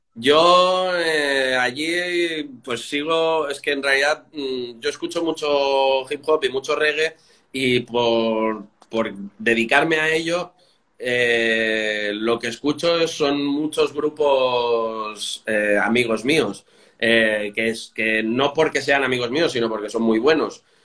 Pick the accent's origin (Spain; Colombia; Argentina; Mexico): Spain; Catalonia; now in Madrid, Spain; yo soy catalán, no español